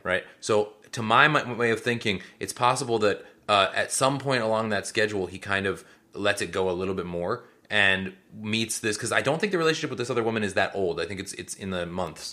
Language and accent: English; Seattle, Washington, United States; they're in Seattle, which did add some amount of joy for me 'cause that is my hometown